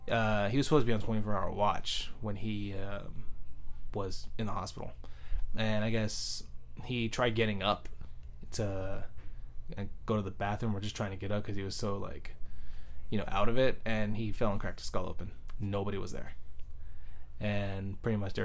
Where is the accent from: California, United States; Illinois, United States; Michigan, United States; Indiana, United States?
California, United States; San Jose; East San Jose. I was born in 85. Literally been living on the same street for my whole life in East San Jose.